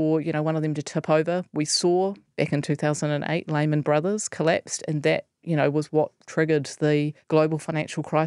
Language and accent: English; New Zealand; as a New Zealander